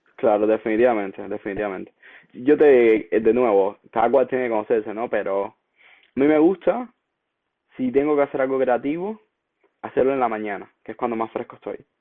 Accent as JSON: {"language": "Spanish", "country": "Cuba", "moved": "as an adult", "lives_now": "United States", "said": "en mi caso como cubano, eh, mientras vivía en Cuba"}